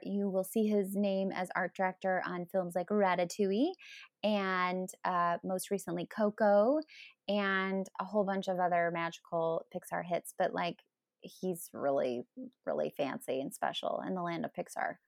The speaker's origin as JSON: {"language": "English", "town": "Denver", "region": "Colorado", "country": "United States", "tie": "born or raised there", "said": "I grew up in Denver, Colorado"}